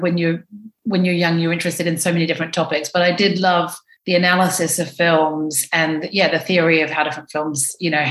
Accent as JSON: {"language": "English", "town": "Dunedin", "region": "Otago", "country": "New Zealand", "tie": "born or raised there", "moved": "as an adult", "lives_now": "London, United Kingdom", "said": "my hometown in New Zealand"}